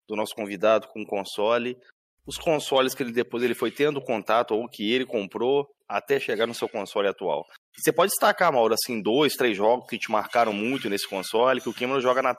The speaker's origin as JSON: {"language": "Portuguese", "town": "Santos", "region": "São Paulo", "country": "Brazil", "said": "Pô, também sou de Santos, cara."}